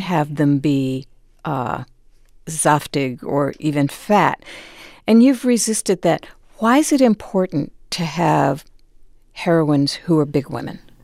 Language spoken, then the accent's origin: English; New Haven, Connecticut, United States; I'm from New Haven